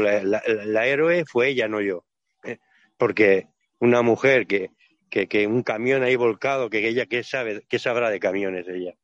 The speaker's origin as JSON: {"language": "Spanish", "town": "Barcelona", "region": "Catalonia", "country": "Spain", "said": "yo soy catalán, ¿no? Bueno, soy de Barcelona"}